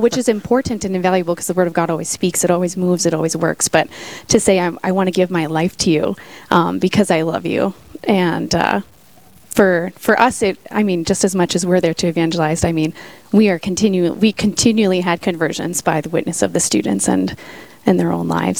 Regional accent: Sioux Falls, South Dakota, United States; I'm originally from Sioux Falls

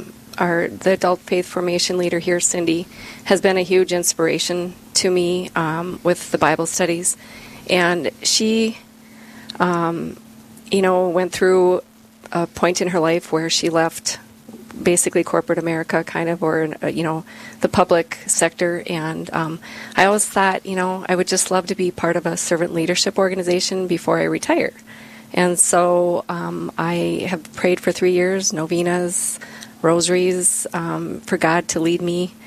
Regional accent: Bismarck, North Dakota, United States; I grew up here in Bismarck

